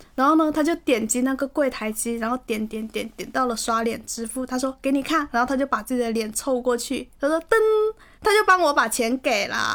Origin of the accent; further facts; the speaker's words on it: Guangdong, China; 这里是气温二十一度的广州冬日分会场